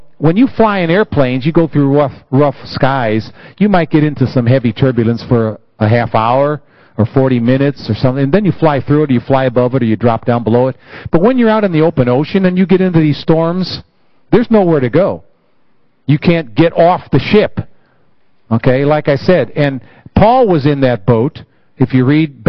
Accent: United States; it my home country

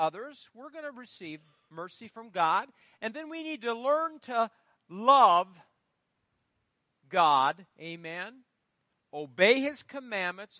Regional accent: Fairbury, Nebraska, United States; I grew up in Fairbury

